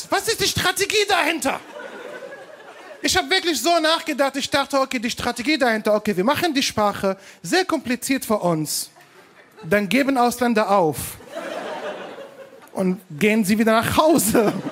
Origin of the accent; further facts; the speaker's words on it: Syria; German is a second language; moved away as an adult; now in Berlin, Germany; ich komme aus Syrien.